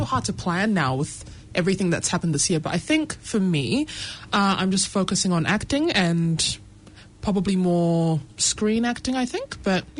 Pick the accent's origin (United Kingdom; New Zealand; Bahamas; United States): New Zealand; growing up as a Kiwi with immigrant backgrounds